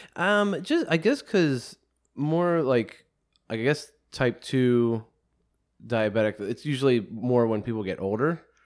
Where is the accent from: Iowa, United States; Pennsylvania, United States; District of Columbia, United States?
Pennsylvania, United States; Penn Hills; I grew up in Penn Hills. I'm a, I've been born and raised in the Pittsburgh area